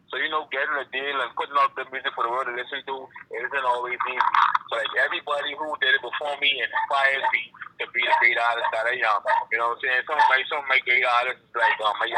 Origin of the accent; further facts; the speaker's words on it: Bahamas; growing up back in the Bahamas